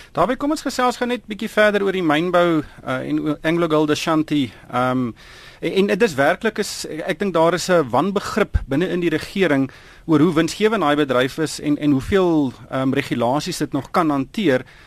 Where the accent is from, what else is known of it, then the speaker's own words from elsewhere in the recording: South Africa; ons Suid-Afrikaners